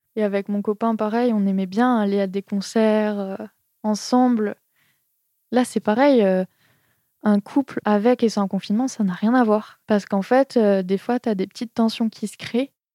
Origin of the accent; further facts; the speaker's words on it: Strasbourg, Grand Est, France; moved away as an adult; now in Montpellier, France; À la base, je viens de Strasbourg. J'ai quitté Strasbourg pour faire mon BTS en fait de design graphique. Je suis allée à Montpellier.